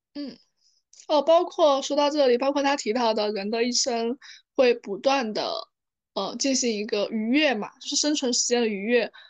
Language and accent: Chinese; China; 我们中国人在集体主义文化背景下